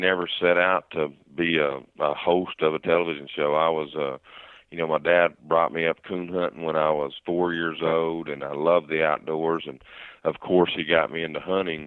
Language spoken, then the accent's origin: English; Lincoln County, Oklahoma, United States; I grew up right here in Lincoln County, Oklahoma